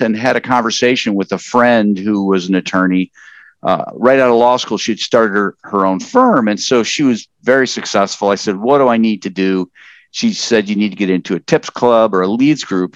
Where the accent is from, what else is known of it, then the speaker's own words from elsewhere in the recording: Upper Peninsula of Michigan, United States; moved away as an adult; also born or lived in Wisconsin; now in Columbus, United States; I grew up in the Upper Peninsula of Michigan and lived on a lake